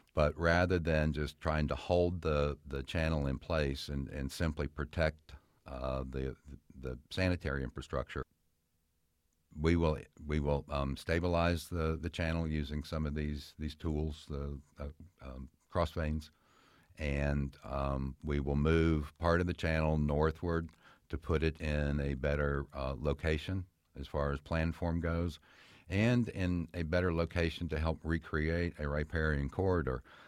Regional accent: Fairfax County, Virginia, United States; I spent most of my life growing up in Fairfax County, and as a child, I played in these streams

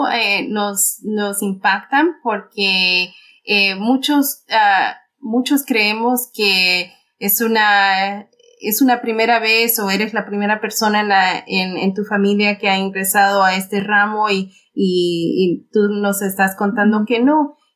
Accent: Bolivia; porque yo también soy boliviana y, nos orgullece mucho de, tener esa diversidad

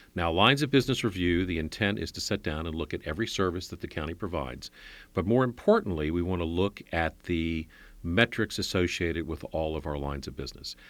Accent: Alexandria, Virginia, United States; I grew up in Alexandria.

